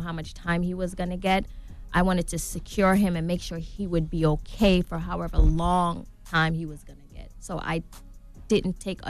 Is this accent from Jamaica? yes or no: yes; Saint Thomas, Jamaica; Growing up in Jamaica, I witnessed my dad being murdered.